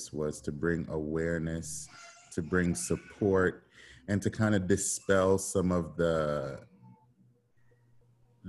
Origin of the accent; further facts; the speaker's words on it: Port Maria, Saint Mary, Jamaica; I am from Trinityland in Port Maria, St. Mary, Jamaica. I grew up in the mountains.